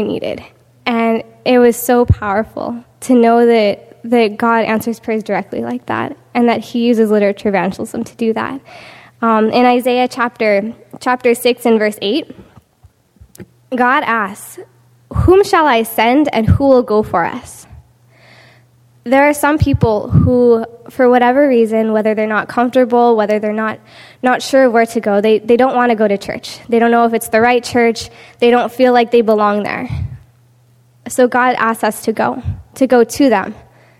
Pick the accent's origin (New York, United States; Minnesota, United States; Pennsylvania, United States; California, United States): California, United States; Southern; I'm from Southern California.